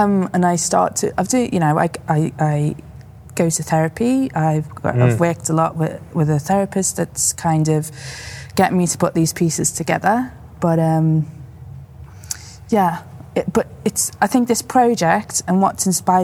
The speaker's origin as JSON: {"language": "English", "town": "Liverpool", "region": "North West England", "country": "United Kingdom", "moved": "yes", "said": "I'm originally from Liverpool"}